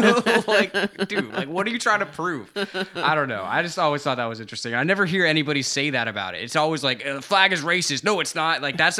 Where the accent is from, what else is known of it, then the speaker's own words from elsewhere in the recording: the South, United States; So I'm from the South. I was raised by parents from the North. So I got all kinds of mixed cultural American things going on with me.